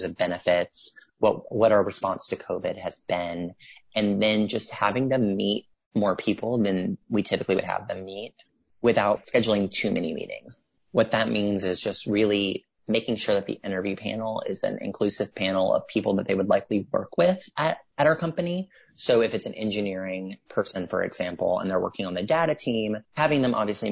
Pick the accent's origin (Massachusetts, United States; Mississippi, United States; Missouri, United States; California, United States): Mississippi, United States; I'm from Mississippi